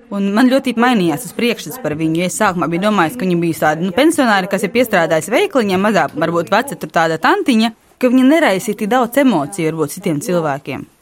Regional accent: Latvia; Labdien! Mēs esam no Latvijas.

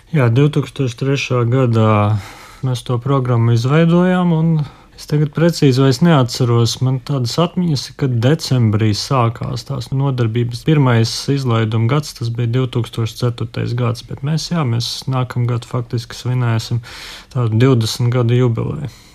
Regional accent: Jēkabpils, Latvia; es pats arī no Jēkabils biju

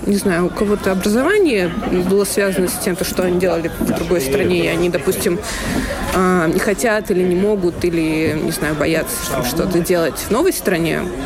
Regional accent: Russia; moved away as an adult; also born or lived in Saint Petersburg; now in Berlin, Germany; я э, родилась, выросла в России

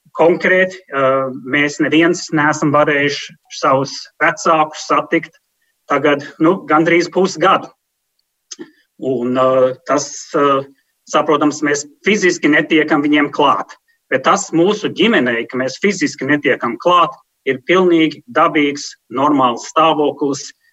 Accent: New York, United States; moved away; also born or lived in Sweden; Mēs esam dzimuši un auguši Ņujorkas centrā ļoti multikulturālā vidē

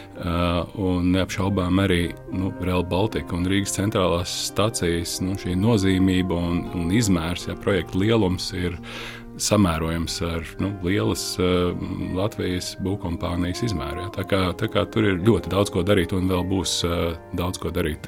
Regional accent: Riga, Latvia; also born or lived in Usma Lake, Courland; Esmu rīznieks. Es esmu dzimis, eh, dzimis Rīgā, mācījies Rīgā

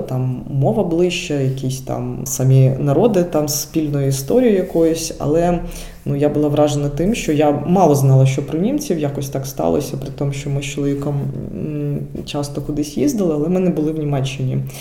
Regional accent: Dnipro, Dnipropetrovsk Oblast, Ukraine; moved away as an adult; now in Germany; я з Дніпра, і цей регіон він був більш російськомовним.

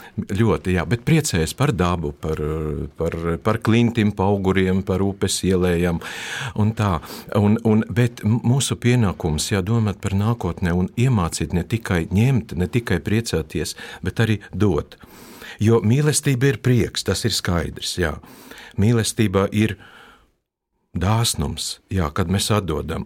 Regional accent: Latgale, Latvia; first language Russian; Latvian is a second language; palikām Latgalē. Un pēc tam mēs asimilējamies. Pasē ir rakstīts, ka es esmu Krievs, bet es esmu Latvijas

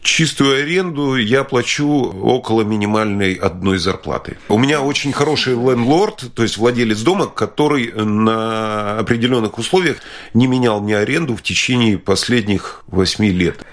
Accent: Latvia; moved away as an adult; now in London, United Kingdom; я горд был тем, что я родился в Латвии, и мне Латвия всегда нравилась. И да, мне нравится эта страна, это моя родина

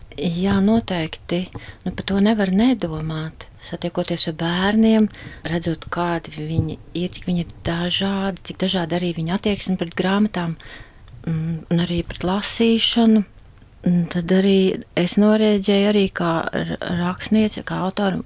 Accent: Saldus, Saldus Municipality, Latvia; moved away as an adult; also born or lived in Riga; Es esmu dzimusi saldinieks, arī dzimusi un dzīvoju šajā mājā

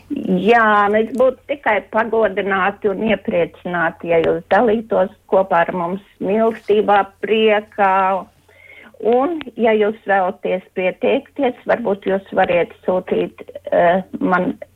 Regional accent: Madona, Madona Municipality, Latvia; es no Madonas

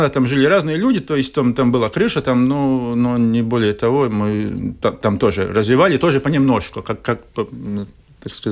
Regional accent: Riga, Latvia; в город приезжают к бабушке которая тоже вот живет там, где я вырос, в Старой Риге, здесь на берегу Даугавы.

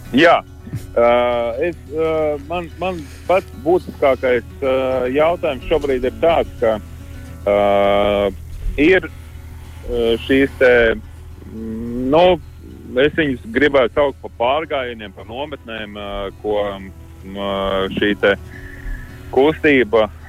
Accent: Latvia; mēs esam latvieši

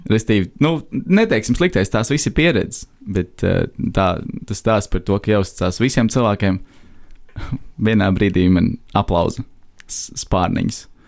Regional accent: Latvia; mēs esam latvieši

